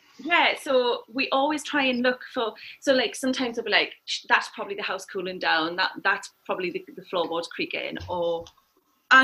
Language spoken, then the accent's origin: English; Newcastle upon Tyne, North East England, United Kingdom; moved away; I'm from Newcastle